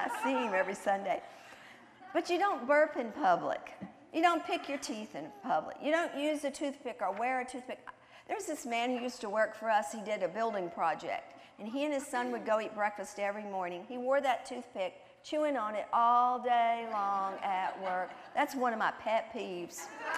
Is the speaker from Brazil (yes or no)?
no; the South, United States; I was raised in the South, and I'm a Southern girl, clear down to my toes